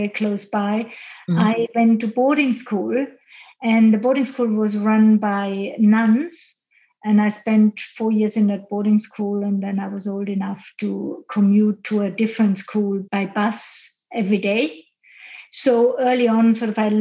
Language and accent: English; Austria; now in Switzerland; I live and work now in Switzerland, which is my base, but I grew up in Austria and I grew up in the mountains in Austria